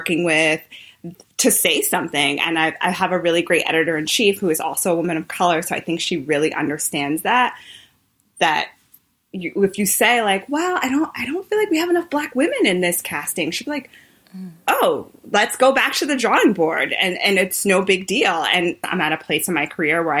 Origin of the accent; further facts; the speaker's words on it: New York, United States; I am such a New Yorker. I've never lived anywhere else.